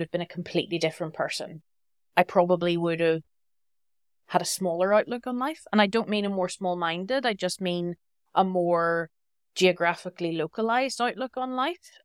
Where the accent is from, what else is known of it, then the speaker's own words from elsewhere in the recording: Belfast, Northern Ireland, United Kingdom; moved away as an adult; also born or lived in Basel, Switzerland; I'm very proud to be from Northern Ireland. I'm from Belfast